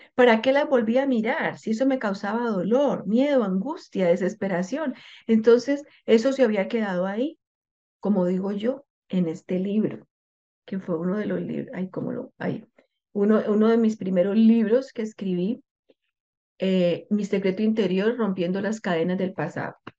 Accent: Colombia; moved away as an adult; yo soy eh, colombiana y yo hablo de mi cultura. Nosotros los colombianos

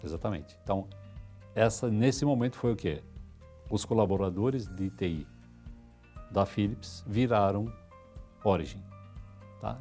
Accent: São Paulo, Brazil; Eu sou paulistano, tá? Nasci no bairro do Tatuapé

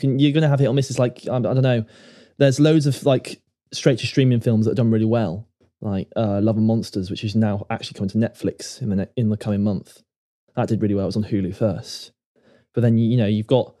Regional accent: United Kingdom; we're British and we get rid of the G at the end

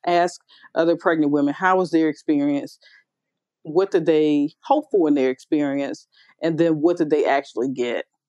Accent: United States; moved away as an adult; also born or lived in New York; now in Memphis, United States; I'm from you know uh, that Washington D.C. Maryland area

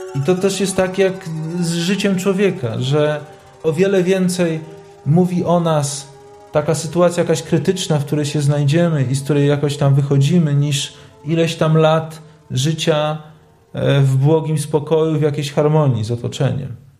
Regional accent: Lublin, Lublin Voivodeship, Poland; ja wychowałem się e, tuż obok obozu koncentracyjnego na Majdanku

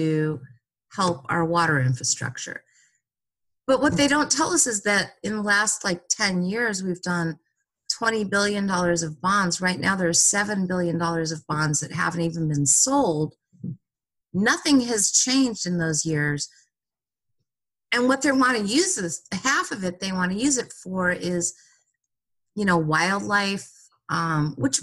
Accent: Santa Monica, California, United States; And I grew up in Santa Monica, and in the 70s is when Dogtown skates started.

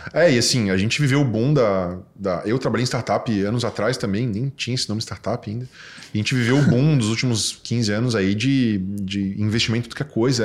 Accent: Florianópolis, Santa Catarina, Brazil; Eu fui nascido e criado aqui em Santo Antônio

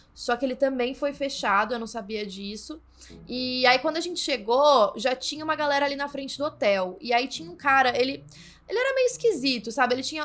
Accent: São Paulo, Brazil; eu sou de São Paulo

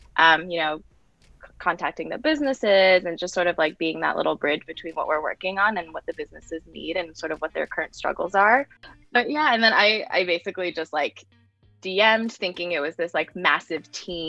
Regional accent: New Jersey, United States; moved away as an adult; also born or lived in Maryland; now in New York, United States; I was born in Maryland, but I basically from like age 1.5 on was in New Jersey and had a pretty, I think, like standard suburban upbringing.

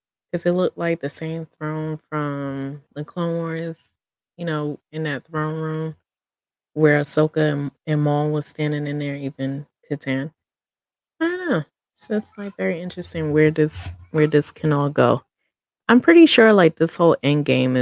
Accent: New York City, New York, United States; I'm a New Yorker, born and raised

